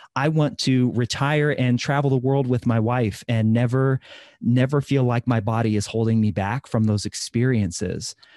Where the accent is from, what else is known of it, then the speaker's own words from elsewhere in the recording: Midwest, United States; I'm from the Midwest, so lots of fried food, lots of casseroles, lots of butter